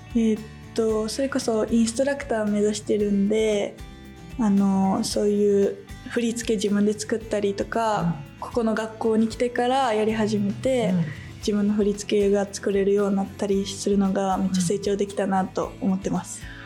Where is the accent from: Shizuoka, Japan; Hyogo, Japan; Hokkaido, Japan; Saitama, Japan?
Hyogo, Japan; Kobe; 神戸市出身の18歳の3年生